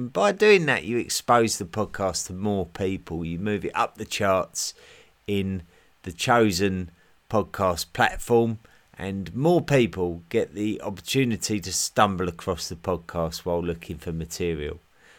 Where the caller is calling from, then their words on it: Switzerland; I'm listening in from Switzerland.